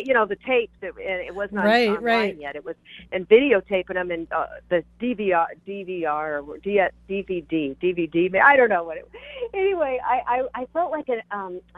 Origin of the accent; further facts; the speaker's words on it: Seattle, Washington, United States; moved away as an adult; also born or lived in Los Angeles / Chicago / Orange County; I'm from Seattle. So I moved down